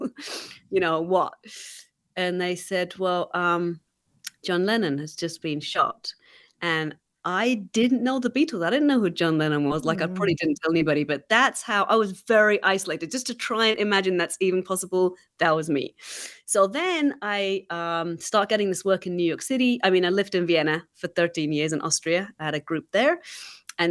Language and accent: English; England, United Kingdom; moved away; growing up in England